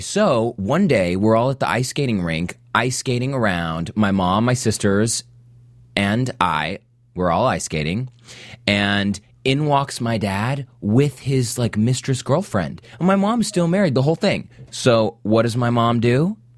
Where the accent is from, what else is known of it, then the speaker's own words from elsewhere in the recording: Salt Lake City, Utah, United States; I was raised in Salt Lake.